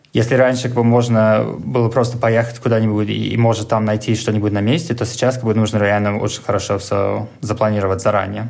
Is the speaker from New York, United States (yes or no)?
yes; New York, United States; Russian is a second language; moved away as an adult; now in Moscow, Russia; я сам из Нью-Йорка